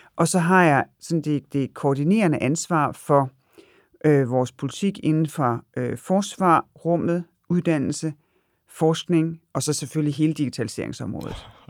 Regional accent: Denmark; der er vi selvfølgelig nogle danskere

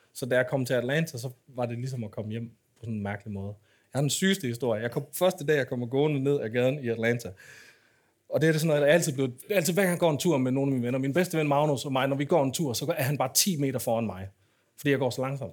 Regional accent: Aarhus, Central Denmark Region, Denmark; da jeg voksede op i Aarhus

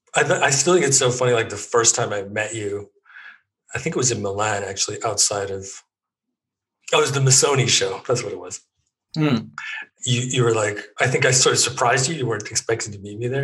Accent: Edmonton, Alberta, Canada; moved away as an adult; also born or lived in Toronto / Germany; now in London, United Kingdom; I grew up pretty much in Edmonton

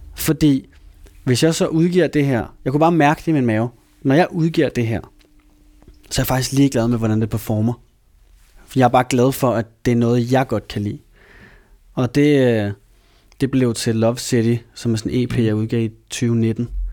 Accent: Copenhagen, Capital Region of Denmark, Denmark; jeg voksede op i København. Ja. Hele mit liv

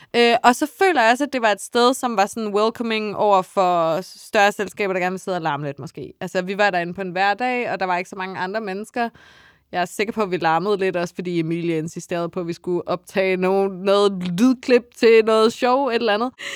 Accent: Funen, Southern Denmark, Denmark; jeg er Fynbo

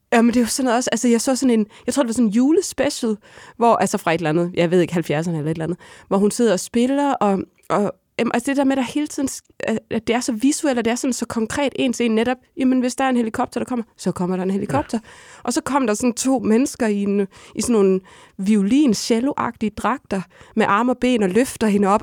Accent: Hadsund, North Denmark Region, Denmark; moved away; hjemme i Hadsund

